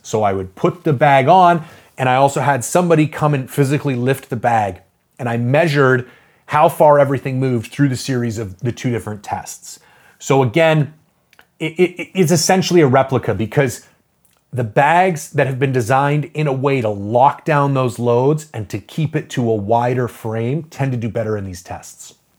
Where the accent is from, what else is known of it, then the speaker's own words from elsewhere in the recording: Canada; I'm a Canadian